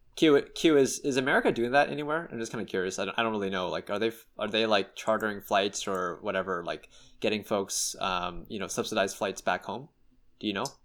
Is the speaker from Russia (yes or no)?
no; Canada